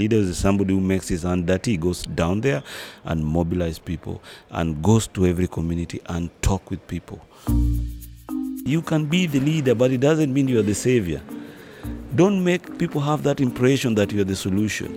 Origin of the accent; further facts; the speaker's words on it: Kenya; now in Dakar, Senegal; I'm a Kenyan.